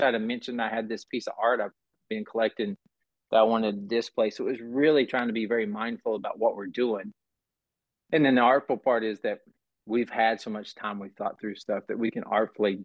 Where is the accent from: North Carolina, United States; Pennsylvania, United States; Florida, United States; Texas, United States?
North Carolina, United States; Burnsville; I grew up outside of Asheville, North Carolina, in a small town named Burnsville.